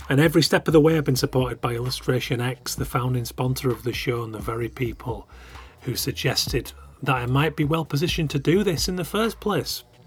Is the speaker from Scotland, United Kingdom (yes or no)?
no; Keighley, Yorkshire and the Humber, United Kingdom; I'm from Yorkshire. I'm from West Yorkshire, Keighley